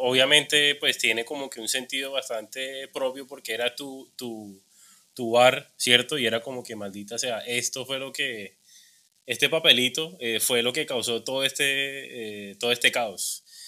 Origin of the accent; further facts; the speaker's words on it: Cartagena, Bolívar, Colombia; also born or lived in Bogotá; yo soy de Cartagena